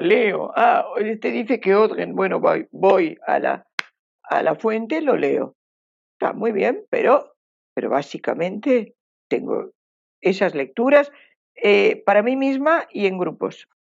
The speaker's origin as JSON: {"language": "Spanish", "region": "Basque Country", "country": "Spain", "moved": "as an adult", "lives_now": "Uruguay", "said": "al pueblo vasco, yo soy, soy de ese pueblo"}